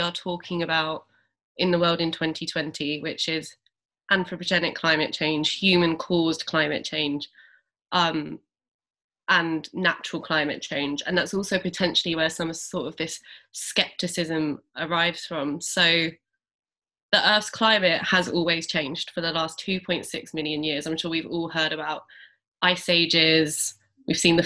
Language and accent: English; London, United Kingdom; I grew up in Southeast London